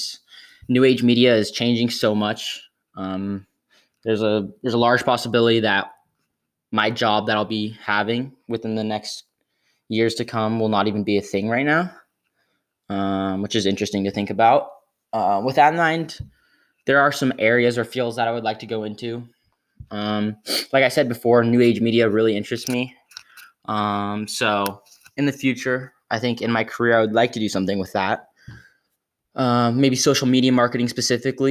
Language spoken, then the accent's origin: English; Scotts Valley, California, United States; now in San Diego, United States; I am from Scottsdale, California. Scottsdale, California is located in Northern California.